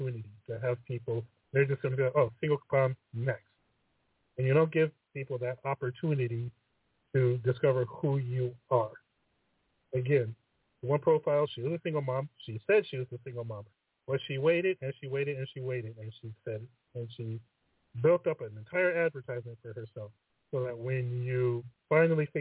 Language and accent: English; United States; I'm American